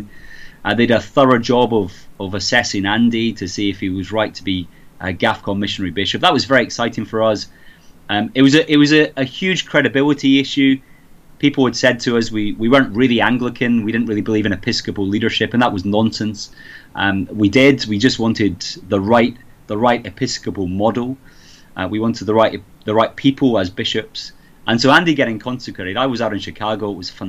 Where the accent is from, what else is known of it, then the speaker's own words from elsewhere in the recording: Scotland, United Kingdom; accent: mongrelized; now in England; Oh, I've got a mongrelized accent. I really have. It's all over the place. I grew up in Scotland.